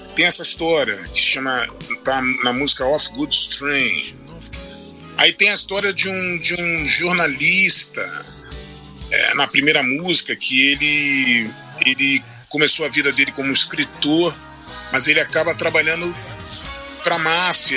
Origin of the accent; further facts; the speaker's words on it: Brazil; eu cresci vendo essas, porque isso no Brasil foi muito forte